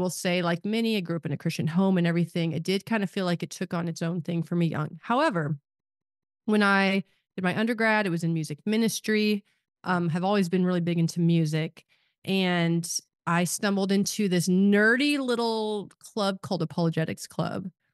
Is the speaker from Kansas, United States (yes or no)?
yes; Kansas, United States; I live in Kansas now, I grew up in Kansas